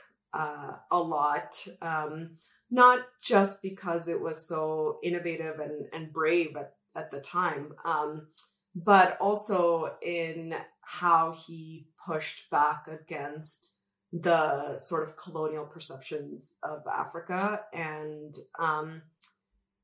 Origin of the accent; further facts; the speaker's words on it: Calgary, Alberta, Canada; moved away as an adult; also born or lived in Chennai, India; now in Colorado, United States; Calgary or Alberta, which is where I grew up